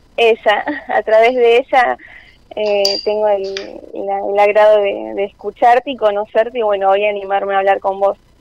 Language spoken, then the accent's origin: Spanish; Lomas de Zamora, Buenos Aires Province, Argentina; de Lomas de Zamora.